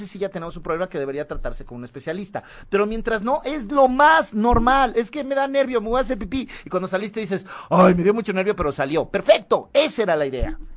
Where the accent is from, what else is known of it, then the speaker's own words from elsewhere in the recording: Mexico; Así somos los mexicanos, eso, eso.